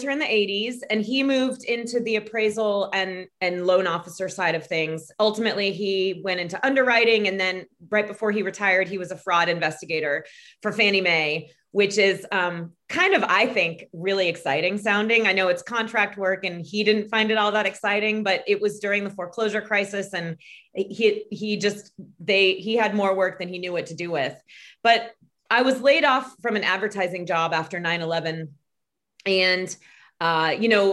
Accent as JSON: {"language": "English", "region": "Florida", "country": "United States", "tie": "born or raised there", "also_born_or_lived": "Tallahassee", "moved": "as an adult", "lives_now": "Atlanta, United States", "said": "I grew up in Florida"}